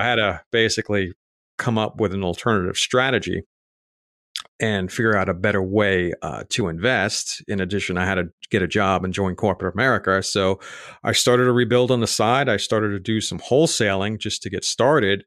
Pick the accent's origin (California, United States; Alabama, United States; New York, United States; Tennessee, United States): New York, United States; New York City; moved away as an adult; also born or lived in Raleigh, North Carolina; I grew up in Staten Island, New York